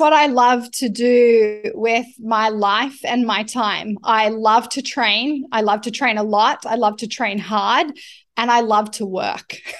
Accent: Canberra, New South Wales, Australia; I was born in Canberra

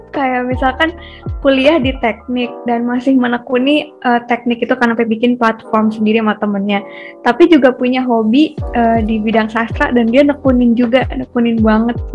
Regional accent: Wonogiri, Central Java, Indonesia; Iya, kenalin … aku dari Wonogiri, dari jurusan Teknologi Rekayasa Otomasi, Undip

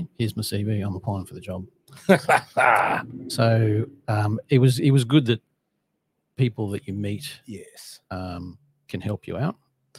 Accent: Australia; moved away as an adult; also born or lived in Sydney, Australia / Brisbane, Australia; being an Aussie

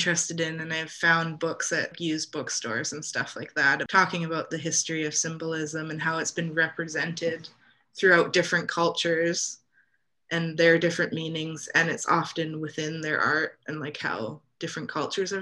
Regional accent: Canada; what I grew up with here in Canada

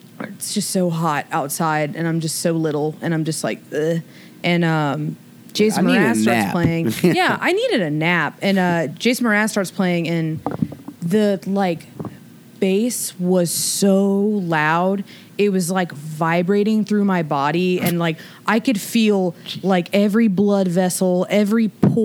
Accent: Alabama, United States; also born or lived in Charleston, West Virginia; we moved to Alabama when I was like 8

